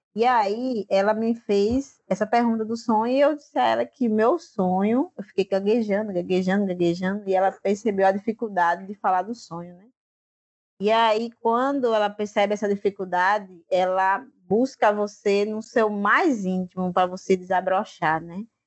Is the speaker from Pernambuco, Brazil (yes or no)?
no; Mituaçu, Vale do Gramame, Paraíba, Brazil; eu estou na comunidade Gramame, que fica a 6 quilômetros da minha comunidade, Mituaçu